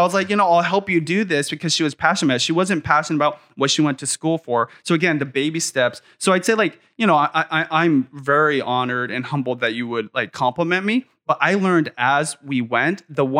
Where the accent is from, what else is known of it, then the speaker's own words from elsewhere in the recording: Seattle, Washington, United States; I still live literally in the same quarter mile area of the neighborhood I grew up in North Seattle for the last 25 years.